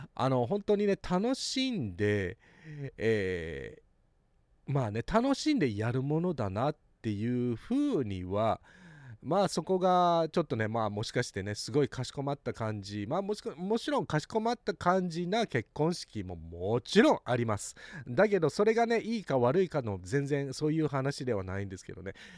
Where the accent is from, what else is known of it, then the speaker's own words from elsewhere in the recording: Hawaii, United States; also born or lived in Japan; ハワイ育ちのバイリンガル、テスラエバンジェリスト